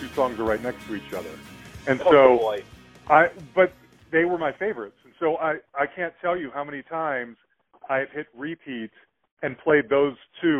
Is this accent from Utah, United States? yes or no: yes; Salt Lake City, Utah, United States; now in Louisville, United States; Growing up in Salt Lake, bands didn't come through there very often.